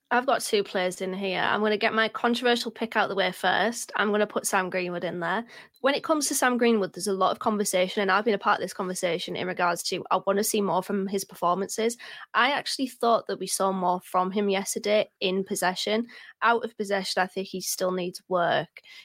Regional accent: Middlesbrough, North East England, United Kingdom; I'm from Middlesbrough. We don't, we drop the H's

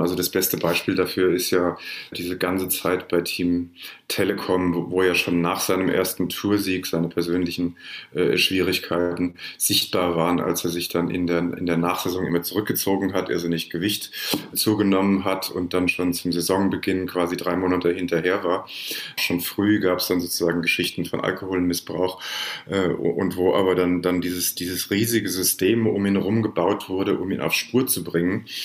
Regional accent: Frankfurt am Main, Hesse, Germany; moved away as an adult; now in New York, United States; Ich bin im Augenblick äh, in Frankfurt am Main, aber das ist nicht mein Hauptwohnsitz. Also ich komme da immer mal wieder zu Besuch, das ist meine Heimatstadt, aber eigentlich lebe ich in New York

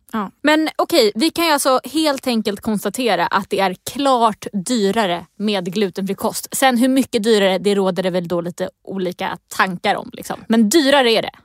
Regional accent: Stockholm County, Sweden; jag är från Region Stockholm, om det inte hörs på min dialekt.

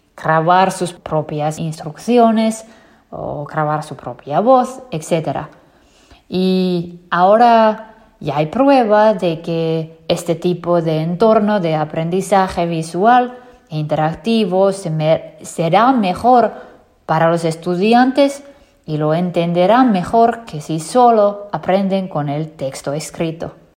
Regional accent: Finland; nací y crecí en Finlandia

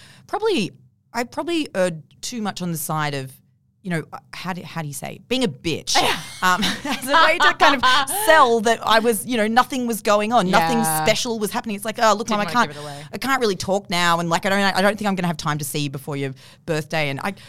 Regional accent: Forbes, New South Wales, Australia; I'm from Forbes initially.

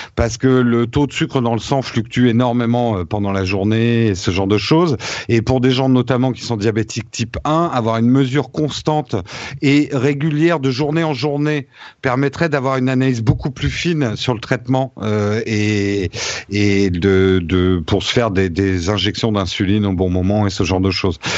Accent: France; c'est ça qui fait notre force en tant que Français

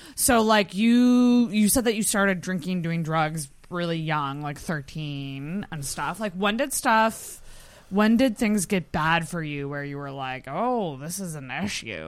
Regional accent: Antigonish, Nova Scotia, Canada; I'm from Anagonish, which is two hours away

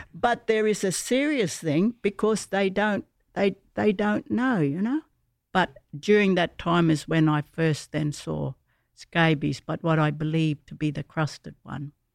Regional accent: Garden Point Mission, Northern Territory, Australia; I grew up Garden Point Mission days

